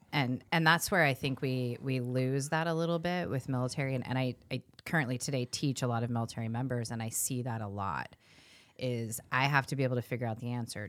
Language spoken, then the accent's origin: English; California, United States; also born or lived in East Coast; now in Iowa, United States; I'm from California